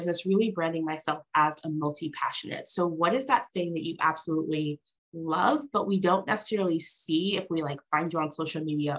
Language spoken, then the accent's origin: English; New Haven, Connecticut, United States; she hung out for some time in my hometown when she attended Yale Law School as well.